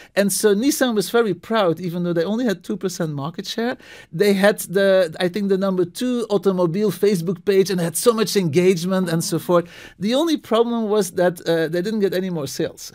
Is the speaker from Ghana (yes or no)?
no; Belgium; moved away as an adult; also born or lived in New England, United States / Istanbul, Turkey; now in Boston, United States; I'm originally from Belgium, uh, moved to the States